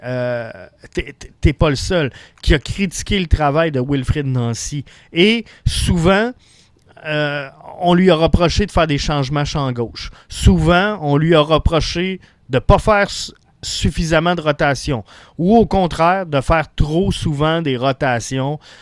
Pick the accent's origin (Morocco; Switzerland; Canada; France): Canada; Quebec City, Quebec; je suis un gars de Québec, donc je suis un nordique